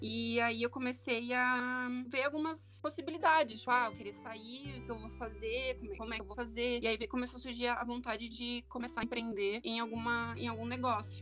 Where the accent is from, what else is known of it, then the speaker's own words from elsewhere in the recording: Porto Alegre, Rio Grande do Sul, Brazil; also born or lived in Nova Petrópolis; eu sou de Porto Alegre e eu moro uh, entre, entre duas cidades, Porto Alegre e Nova Petrópolis